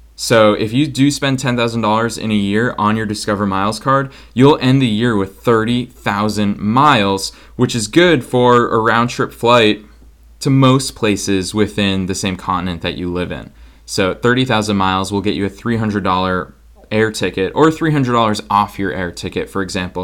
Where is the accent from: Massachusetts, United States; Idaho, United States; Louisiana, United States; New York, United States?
Massachusetts, United States; Boston; moved away as an adult; now in Los Angeles, United States; I'm coming at you from Boston, Massachusetts, my hometown where I grew up, lived here my entire life before I moved to Los Angeles this year